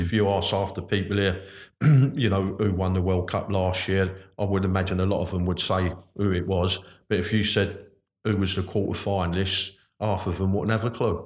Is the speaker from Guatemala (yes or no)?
no; London, United Kingdom; I come from North London originally at Hackney